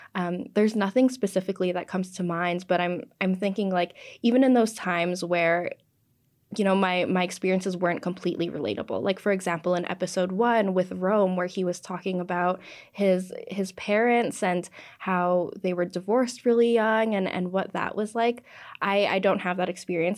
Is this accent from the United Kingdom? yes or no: no; Canada; first language English; being, you know, Canadian-born, English is my first language